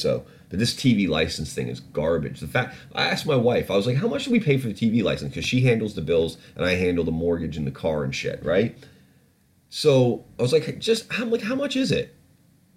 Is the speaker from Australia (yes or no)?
no; Canada; now in United Kingdom; I grew up in Canada